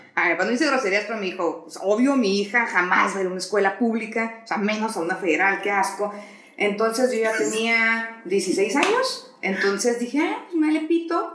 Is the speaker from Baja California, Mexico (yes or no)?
yes; Tijuana, Baja California, Mexico; nací en Tijuana